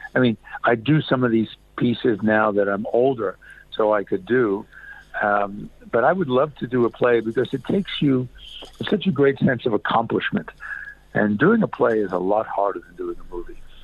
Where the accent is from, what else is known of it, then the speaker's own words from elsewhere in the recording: New York City, New York, United States; moved away as an adult; also born or lived in California; I was brought up in in Brooklyn